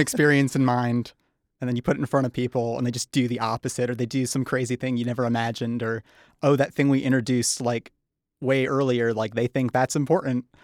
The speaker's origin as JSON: {"language": "English", "town": "Charlevoix", "region": "Michigan", "country": "United States", "tie": "born or raised there", "also_born_or_lived": "Holland, Michigan", "moved": "as an adult", "lives_now": "Los Angeles, United States", "said": "I grew up in Charlevoix, uh, and along with my sister, Kelsey"}